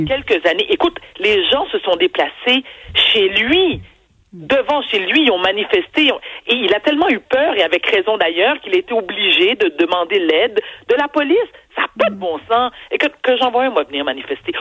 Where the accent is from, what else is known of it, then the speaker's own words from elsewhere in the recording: Quebec, Canada; also born or lived in Haiti (ancestry); Au Québec, nous sommes un peuple généreux